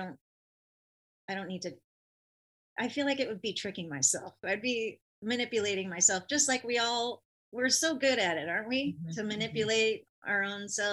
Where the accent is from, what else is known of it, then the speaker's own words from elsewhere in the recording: California, United States; I'm from California